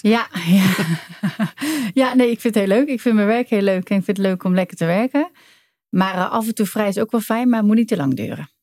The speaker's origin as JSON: {"language": "Dutch", "town": "Doorn", "region": "Utrecht", "country": "Netherlands", "tie": "born or raised there", "said": "geboren getogen in Doorn bij de Utrechtse Heuvelrug."}